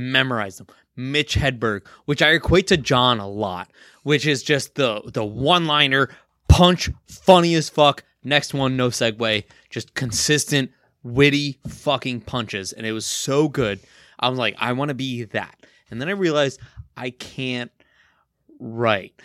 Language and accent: English; Kearny, New Jersey, United States; went to school in my hometown, Right. Kearney, New Jersey